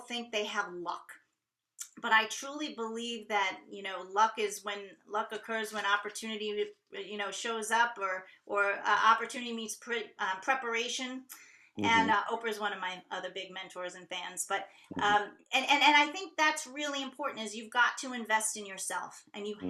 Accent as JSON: {"language": "English", "region": "New York", "country": "United States", "moved": "yes", "said": "I'm originally from New York"}